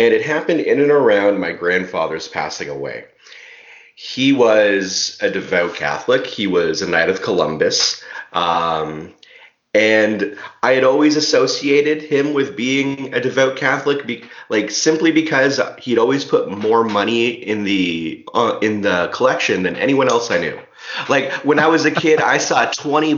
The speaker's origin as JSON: {"language": "English", "town": "Goderich", "region": "Ontario", "country": "Canada", "tie": "born or raised there", "said": "I grew up in Goderich"}